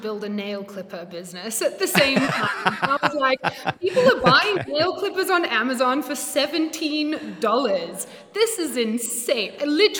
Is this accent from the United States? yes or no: no; Australia; accent: blend; moved away as an adult; now in South Africa; I'm not South African. This accent is definitely a blend. But I moved from Australia to South Africa, 5.5 years ago.